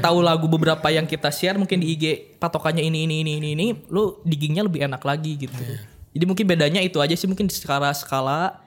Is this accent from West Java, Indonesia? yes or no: yes; Bandung, West Java, Indonesia; kita malu sebagai orang Bandung dan orang Sunda